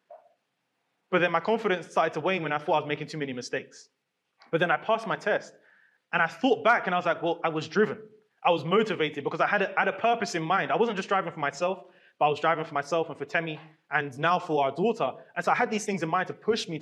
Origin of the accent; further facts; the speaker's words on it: London, United Kingdom; growing up in London